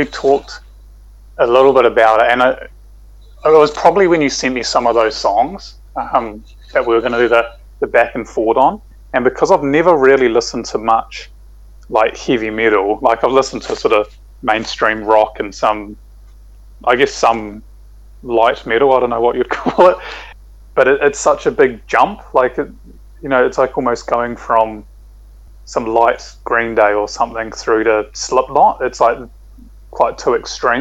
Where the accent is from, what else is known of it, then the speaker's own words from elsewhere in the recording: Hamilton, Waikato, New Zealand; growing up in Hamilton